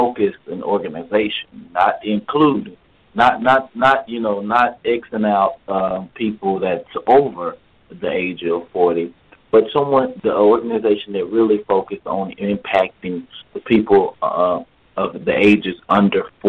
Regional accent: Dallas, Texas, United States; I grew up in Oak Cliff, Texas

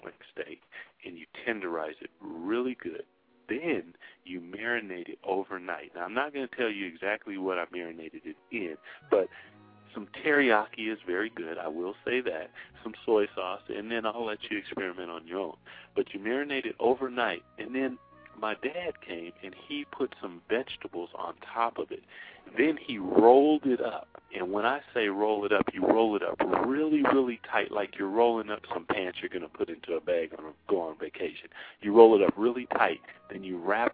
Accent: the Northwest, Pacific Northwest, United States; we're from the Northwest and salmon is big

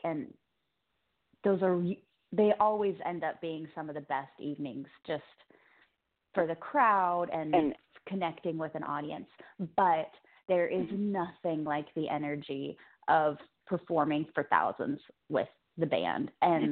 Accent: Cape Girardeau, Missouri, United States; moved away; that's actually my hometown

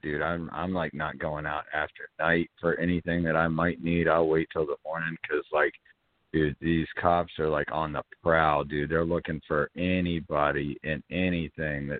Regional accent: Atlanta, Georgia, United States; now in Central Florida, United States; But I'm from Atlanta

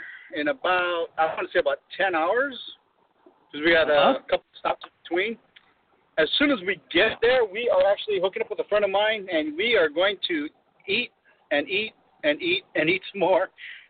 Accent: Phoenix, Arizona, United States; My stomping grounds in Arizona was the north end of Arizona, 22nd Avenue. And Dunlap, that area.

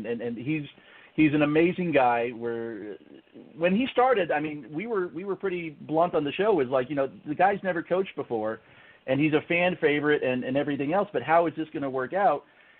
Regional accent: Tampa, Florida, United States; I was born and raised in the Tampa Bay area, moved away for a little while, came back and live here again now.

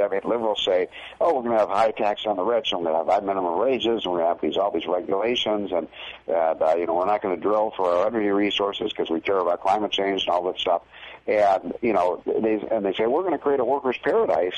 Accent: Illinois, United States; my home state of Illinois

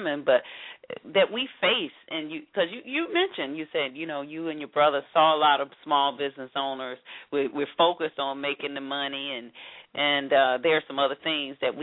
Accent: Atlanta, Georgia, United States; I had the privilege of growing up in Atlanta

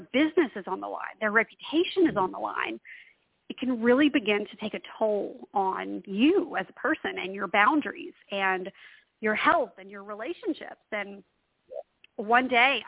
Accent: Louisiana, United States; also born or lived in Washington, D.C.; I'm from Louisiana. I live now right outside of New Orleans

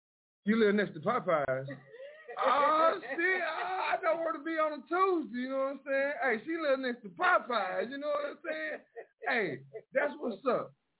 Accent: Mineola, Texas, United States; I'll never be from Dallas, Texas. I'm from Mineola, Texas, 903. That's just what it is.

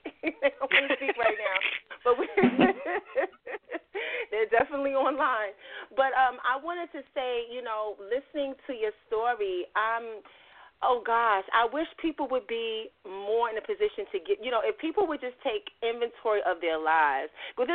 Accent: New York City, New York, United States; I'm from Brownsville

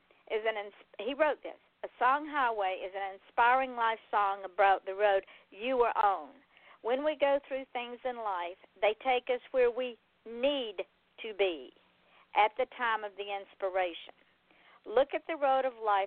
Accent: Atlanta, Georgia, United States; now in Florida, United States; me being born and raised in Atlanta

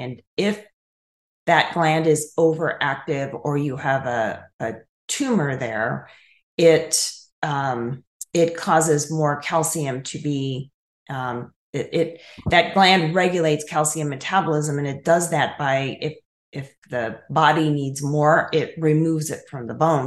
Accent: Chicago area, Illinois, United States; also born or lived in Colorado; now in Tennessee, United States; I grew up in Illinois, in the Chicago area

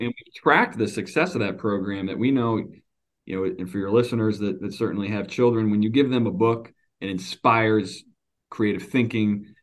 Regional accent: Stoughton, Wisconsin, United States; also born or lived in Eau Claire; I grew up in a, a small farm town just outside of Madison, Stoughton, uh, Wisconsin's where I'm from.

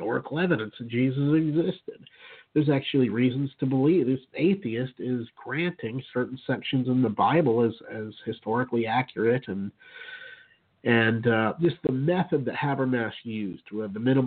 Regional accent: Utah, United States; I grew up in Utah, and in a Mormon home until I was about 4 years old or so

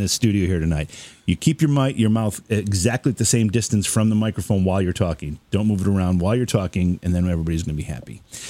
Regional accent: Oneonta, New York, United States; I grew up in Oneonta

